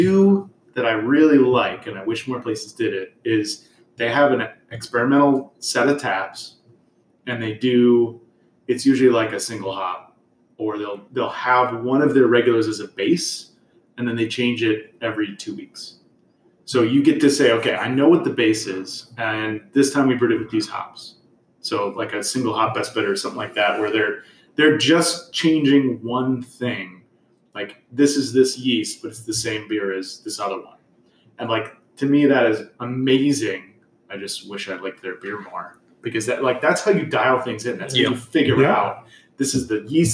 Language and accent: English; Chicago, Illinois, United States; I'm from Chicago.